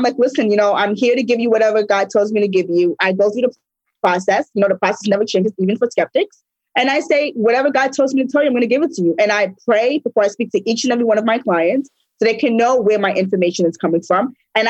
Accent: New York, United States; I'm from New York.

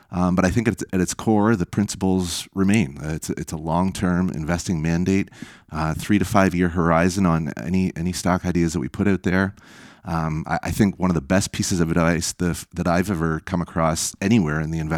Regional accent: Canada; And frankly, as a Canadian investor, that's seen some different investing climates over the years.

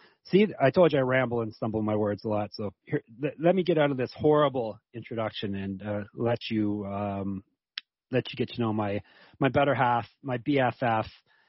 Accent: Canada; I'm Canadian, so I'm into the Trailer Park Boys.

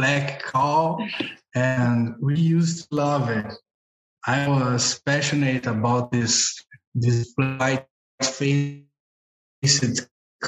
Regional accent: Brazil; I am from Brazil. I am at Brazil now

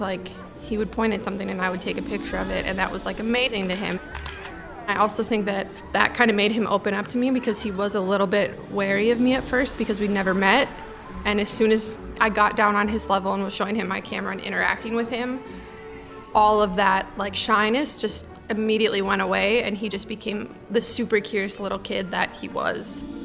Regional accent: Milwaukee, Wisconsin, United States; moved away as an adult; I'm from Milwaukee, Wisconsin, and this is my sea story. I grew up on the shores of Lake Michigan

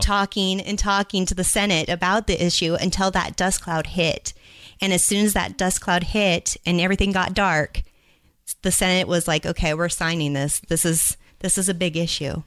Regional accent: Albany, Oregon, United States; also born or lived in California / Louisiana; now in Idaho, United States; I'm originally from Oregon.

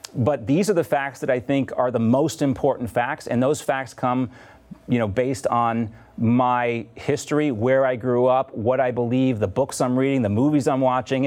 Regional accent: Deep South, United States; I grew up in the Deep South, but my parents are from the Northeast

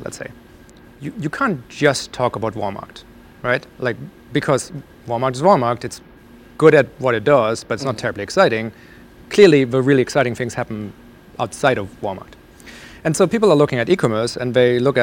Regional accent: Germany; moved away; I grew up in Germany.

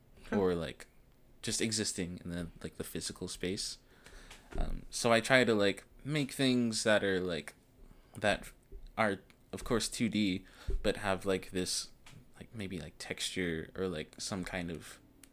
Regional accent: the South, United States; us growing up in the South, like in a very heavily Christian based family

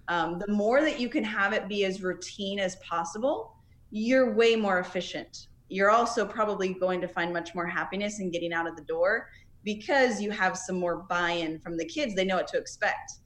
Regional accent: Nebraska, United States; now in Florida, United States; I'm originally from Nebraska

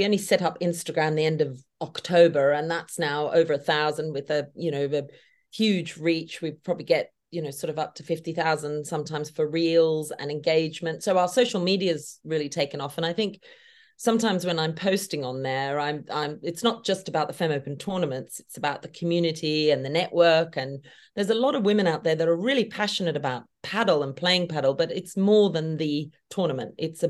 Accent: Australia; now in United Kingdom; Well, being an Aussie living in the UK, I obviously, it's a pleasure to be on your podcast.

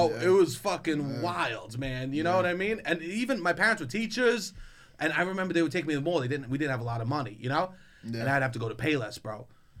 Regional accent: New York City, New York, United States; I grew up in Woodrow area

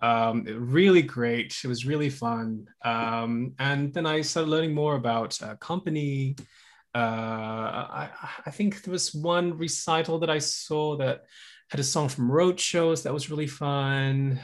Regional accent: Java, Indonesia; moved away as an adult; now in United States; I grew up in Indonesia. And so I learned, uh, Indonesian, um, traditional music. I was, grew up in Java

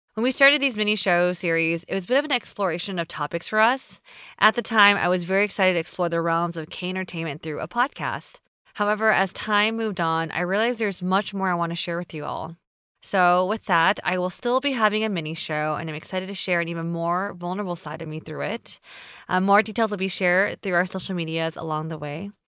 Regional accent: United States; me being Asian American

